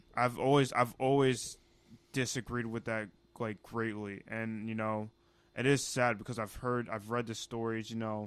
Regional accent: Ghana; i'm ghanaian you know that's my home country that's where i'm from that's where i originate

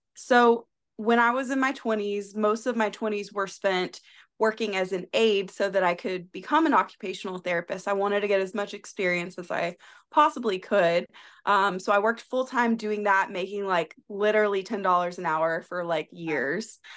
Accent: South Carolina, United States; moved away; I am from South Carolina originally

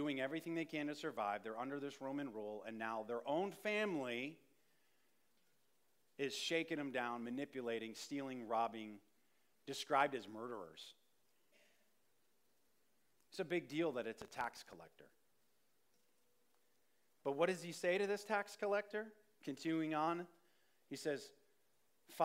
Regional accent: Saratoga Springs, New York, United States; I grew up in Saratoga

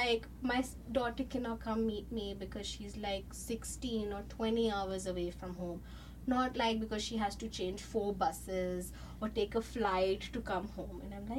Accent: India; moved away as an adult; also born or lived in Chandigarh, India; now in Canada; So I grew up in India, was studying in India. I did some parts of my higher education in India, and then I moved, I transferred to Canada for continuing my education.

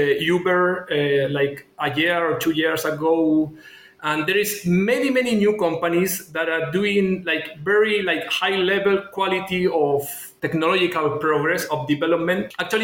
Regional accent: Chile

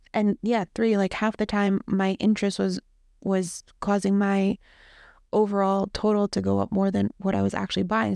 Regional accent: Toms River, New Jersey, United States; I grew up in Tom's River, New Jersey

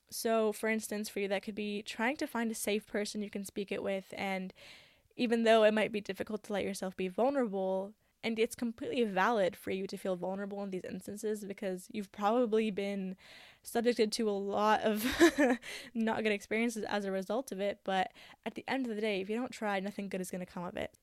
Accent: Canada; I love that I have both Egyptian and Syrian cultures. Like, there are two different worlds that come with that, along with being Canadian

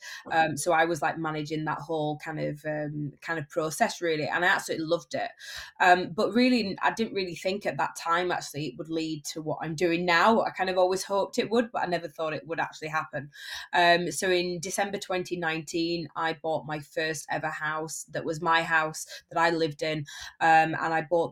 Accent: Barnsley, Yorkshire and the Humber, United Kingdom; I predominantly flip houses in my hometown of Barnsley

